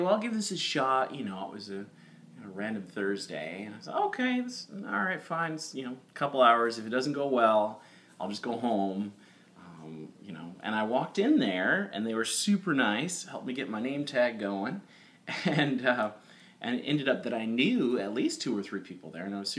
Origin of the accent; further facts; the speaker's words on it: Carbondale, Illinois, United States; moved away; also born or lived in Houston, Texas / Texas City, Texas / Los Angeles; I grew up in a place called Carbondale, Illinois, which is southern, and that's about 6 hours south of Chicago